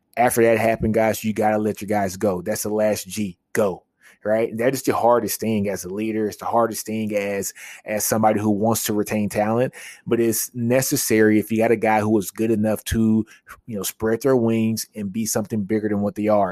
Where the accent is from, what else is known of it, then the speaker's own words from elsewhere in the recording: Shreveport, Louisiana, United States; I'm from Shreveport, Louisiana